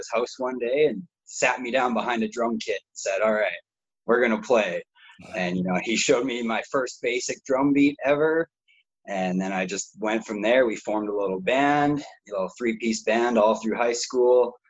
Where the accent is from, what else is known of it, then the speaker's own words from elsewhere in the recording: Saskatoon, Saskatchewan, Canada; moved away as an adult; now in Calgary, Canada; I grew up in Saskatoon, and then I moved to Calgary, and I've only been in Calgary for about 5 years